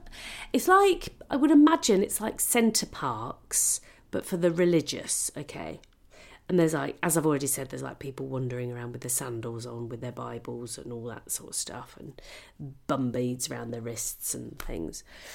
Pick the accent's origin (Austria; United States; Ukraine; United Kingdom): United Kingdom; just because we're British, and don't get me wrong, I love a pork pie